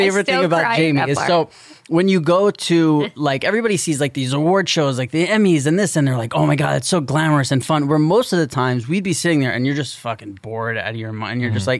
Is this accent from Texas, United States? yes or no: no; New York, United States; We're from New York.